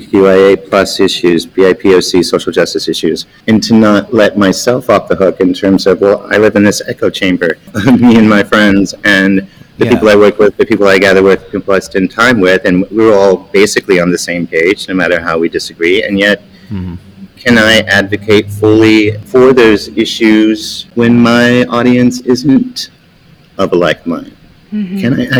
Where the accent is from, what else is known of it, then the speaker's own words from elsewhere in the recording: Pensacola, Florida, United States; My father was in the military, so I grew up in Pensacola, Florida, mostly. That was our favorite duty station.